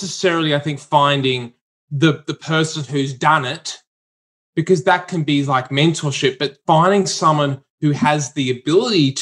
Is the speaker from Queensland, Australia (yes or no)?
yes; Brisbane, Queensland, Australia; I'm from Brisbane.